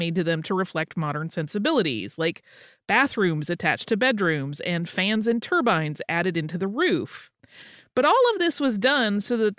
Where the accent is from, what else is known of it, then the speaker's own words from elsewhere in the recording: Los Angeles, California, United States; moved away as an adult; now in Ireland; I'm from Los Angeles, and about 3.5 years ago, I moved to Ireland on my own.